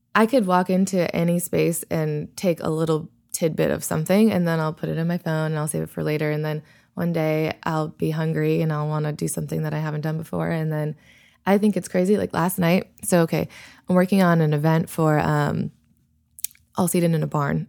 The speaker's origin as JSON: {"language": "English", "town": "Worcester", "region": "Massachusetts", "country": "United States", "tie": "born or raised there", "also_born_or_lived": "New Haven, Connecticut", "moved": "as an adult", "lives_now": "Bakersfield, United States", "said": "I was born in Massachusetts, and I lived there until I went to college"}